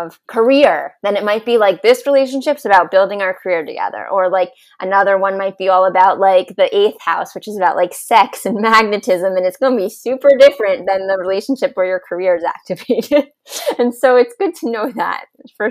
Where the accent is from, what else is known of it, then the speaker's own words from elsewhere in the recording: New York, United States; moved away; growing up in New York, in a family with a lot of corporate executives